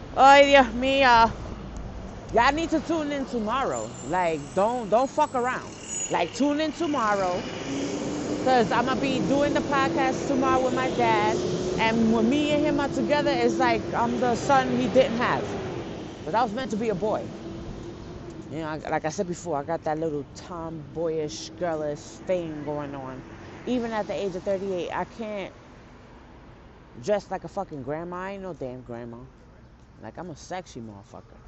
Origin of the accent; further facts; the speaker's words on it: New York City, New York, United States; I'm from the Bronx